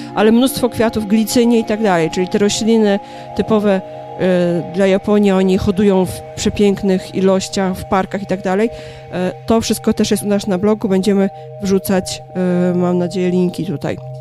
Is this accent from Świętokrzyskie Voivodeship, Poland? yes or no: yes; Kielce, Świętokrzyskie Voivodeship, Poland; moved away as an adult; now in Warsaw, Poland; Pochodzę z Kielc.